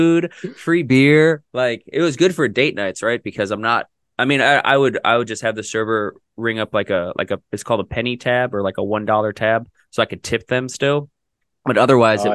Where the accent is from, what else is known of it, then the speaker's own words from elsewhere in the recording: Minnesota, United States; now in Indianapolis, United States; I'm from Minnesota